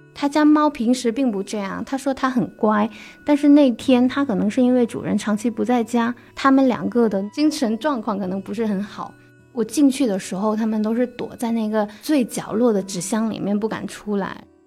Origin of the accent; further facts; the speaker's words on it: Guangdong, China; now in Beijing, China; 我是来自广东潮汕地区的，现在是一名媒体人